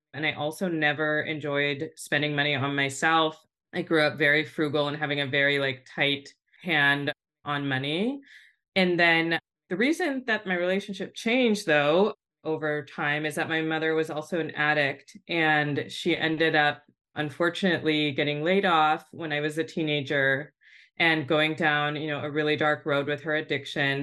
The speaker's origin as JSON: {"language": "English", "area": "Bay Area", "region": "California", "country": "United States", "tie": "born or raised there", "said": "I grew up in the Bay Area with a single mom"}